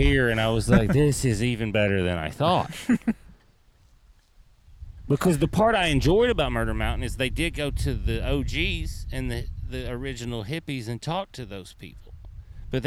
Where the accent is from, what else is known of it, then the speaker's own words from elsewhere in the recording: East Tennessee, United States; I'm from East Tennessee in the Appalachian